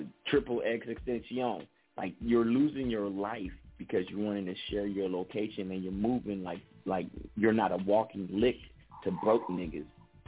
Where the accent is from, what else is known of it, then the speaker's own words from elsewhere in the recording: California, United States; As somebody was born and raised in California